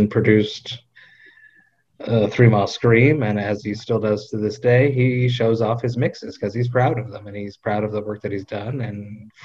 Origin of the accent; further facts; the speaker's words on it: Montreal, Quebec, Canada; I'm from Montreal.